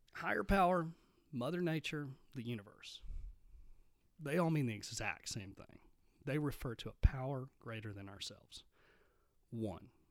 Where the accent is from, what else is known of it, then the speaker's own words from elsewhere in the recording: Midland, Texas, United States; I grew up in Midland, Texas